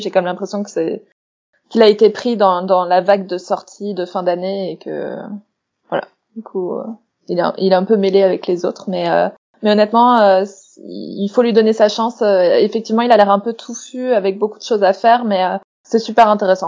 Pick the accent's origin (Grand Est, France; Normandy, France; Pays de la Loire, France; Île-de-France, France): Grand Est, France; Strasbourg; moved away; Strasbourg dedans et c'est ma ville natale